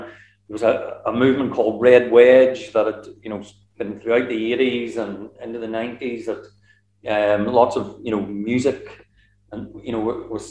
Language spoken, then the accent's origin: English; Northern Ireland, United Kingdom; moved away as an adult; also born or lived in Stirling, Scotland / Glasgow, Scotland; as a Northern Irish unionist, I wasn't a unionist, Northern Irish, Protestant coming from that area